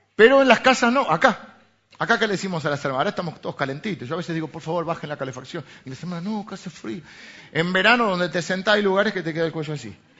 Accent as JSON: {"language": "Spanish", "country": "Argentina", "said": "venimos de Argentina"}